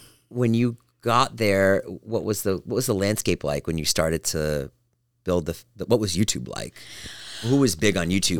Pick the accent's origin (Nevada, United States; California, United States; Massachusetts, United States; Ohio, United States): Massachusetts, United States; Boston; I grew up in Boston. Yeah. My mom was Jewish. My dad was Catholic.